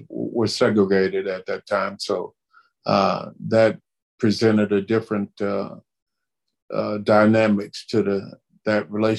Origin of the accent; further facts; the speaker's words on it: Chipley, Florida, United States; The little town I grew up in Chipley, Florida, and with a very large family and very little support as far as income.